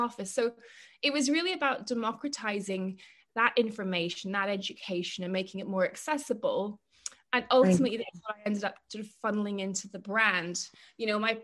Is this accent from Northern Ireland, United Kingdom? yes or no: yes; Northern Ireland, United Kingdom; moved away; also born or lived in Cambridge; I grew up in Northern Ireland